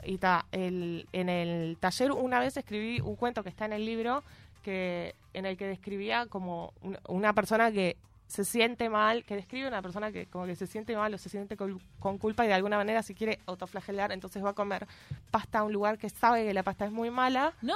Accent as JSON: {"language": "Spanish", "town": "Rosario", "region": "Santa Fe", "country": "Argentina", "tie": "born or raised there", "moved": "as an adult", "lives_now": "Montevideo, Uruguay", "said": "le escribí una canción a mi escuela y secundaria. Ya le decimos escuela, liceo, todo. Eh, Normal 1 de Rosario"}